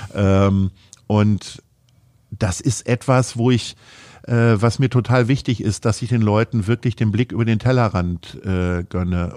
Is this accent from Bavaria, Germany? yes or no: no; Stadthagen, Lower Saxony, Germany; moved away as an adult; now in Hamburg, Germany; in meinem Heimatort äh, in der Nähe von Hannover in Stadthagen